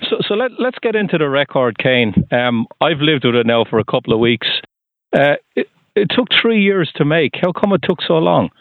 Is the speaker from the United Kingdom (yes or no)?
no; Waterford, Munster, Ireland; now in Sudbury, United States; I'm from Waterford in Southern Ireland